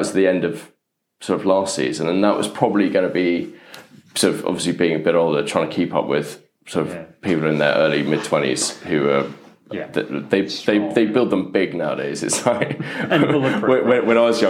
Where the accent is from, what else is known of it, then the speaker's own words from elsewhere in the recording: London, United Kingdom; also born or lived in Oxfordshire; I grew up in Putney. Grew up sort of further up, top in Putney.